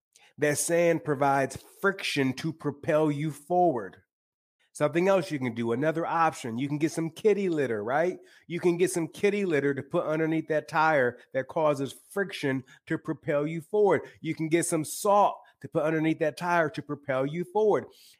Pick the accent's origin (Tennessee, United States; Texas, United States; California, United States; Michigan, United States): Michigan, United States; now in Los Angeles, United States; I live in Los Angeles now, but I'm originally from the Great Lakes state of Michigan.